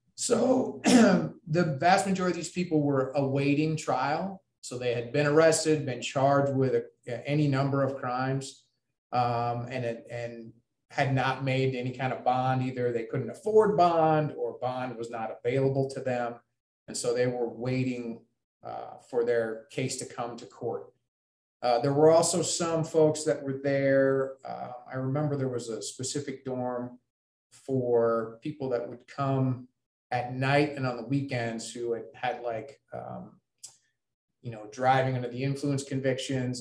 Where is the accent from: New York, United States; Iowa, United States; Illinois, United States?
Iowa, United States; Ames; moved away as an adult; also born or lived in West Lafayette, Indiana; i grew up in ames iowa